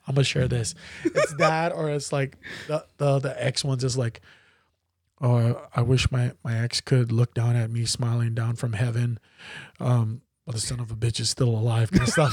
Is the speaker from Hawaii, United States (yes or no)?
yes; Waianae, Hawaii, United States; I grew up in Waianae, in Macaha.